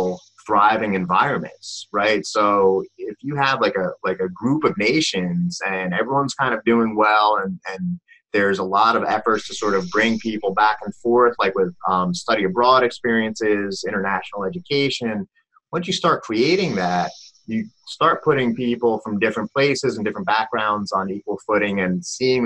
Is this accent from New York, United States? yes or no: yes; New York, United States; we're both from New York